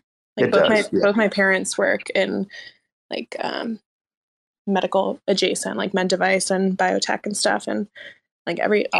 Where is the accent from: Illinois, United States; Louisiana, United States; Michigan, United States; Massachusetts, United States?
Massachusetts, United States; Boston; moved away as an adult; also born or lived in California; now in New York, United States; I'm actually not even from Boston technically, but I grew up like in Boston.